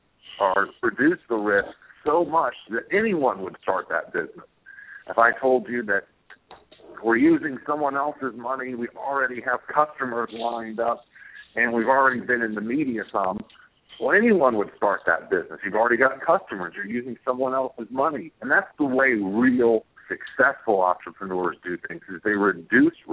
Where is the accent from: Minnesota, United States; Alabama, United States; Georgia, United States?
Georgia, United States; Atlanta; I'm from Atlanta, Georgia